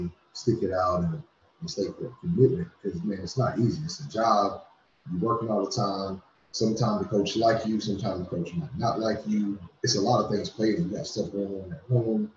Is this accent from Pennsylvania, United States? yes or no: no; Washington, North Carolina, United States; now in Tennessee, United States; I'm originally from Washington, North Carolina. Been living in Tennessee for over 20 years now.